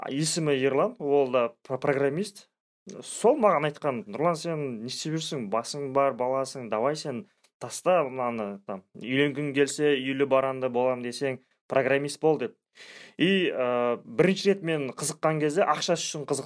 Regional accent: Zhalagash District, Kyzylorda Region, Kazakhstan; also born or lived in Astana; ну мен өзім ә … тағы да айта салайын ә, сол қызылорда облысы жалағаш ауданынанмын

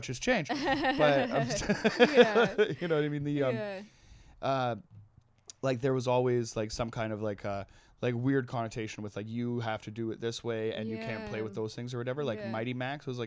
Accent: Trail, British Columbia, Canada; In Trail, there was this, there was like the dump, and it was basically like over the hill from the high school that I went

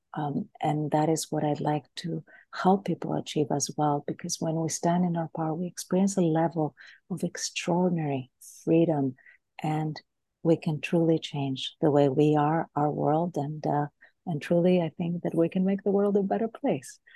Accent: Greece; moved away; also born or lived in United States / Boston / California; I am originally from Greece

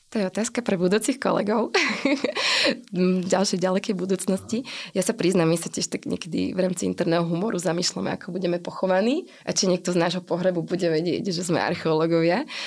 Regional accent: Banská Štiavnica, Banská Bystrica Region, Slovakia; ja som rodina Štiavničanka, čiže pochádzam z Banskej Štiavnice

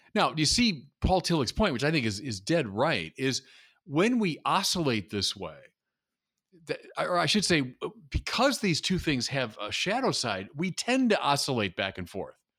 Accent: United States; as an American

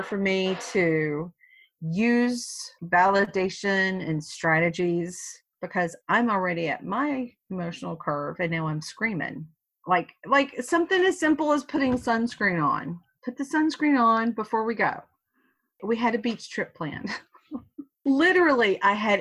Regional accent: the South, United States; I was born, I was brought up in the South.

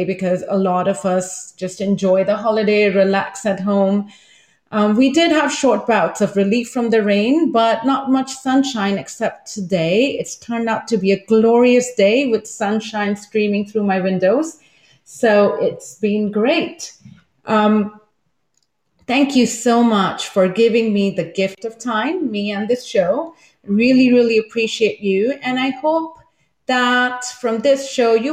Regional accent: India; moved away as an adult; now in Taipei, Taiwan; I am from India and have lived in East Asia for the past two decades

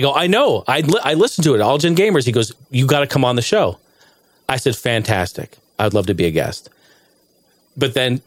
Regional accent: Arizona, United States; I was from Arizona

